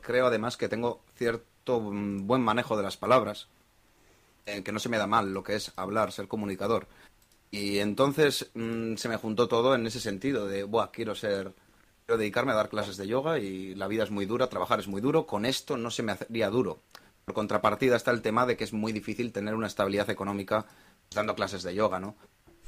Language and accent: Spanish; Bilbao, Basque Country, Spain; Soy de Bilbao